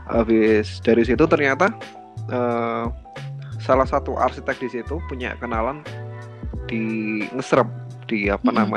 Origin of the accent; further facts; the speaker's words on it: Klaten, Central Java, Indonesia; karena karena aku dari Klaten kan mungkin akan habis untuk ongkos ongkos apa namanya kos makan